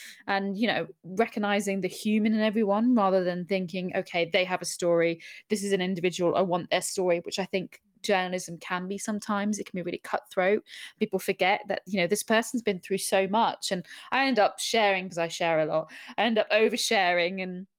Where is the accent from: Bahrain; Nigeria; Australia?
Bahrain; also born or lived in Abu Dhabi, United Arab Emirates; now in London, United Kingdom; So I grew up in the Middle East in Bahrain and Abu Dhabi, and then I moved to Surrey